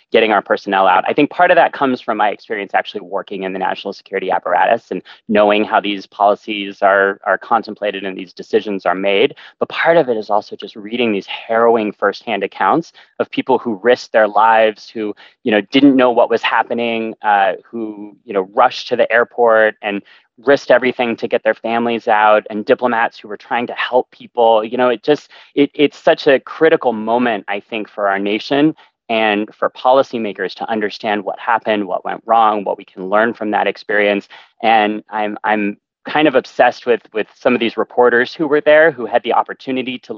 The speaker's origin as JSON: {"language": "English", "region": "California", "country": "United States", "tie": "born or raised there", "said": "growing up in California and coming to school at UCLA"}